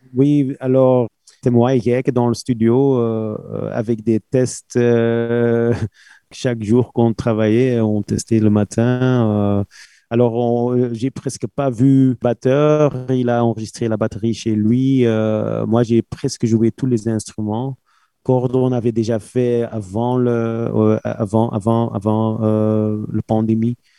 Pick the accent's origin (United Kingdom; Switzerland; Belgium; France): Belgium; on est belge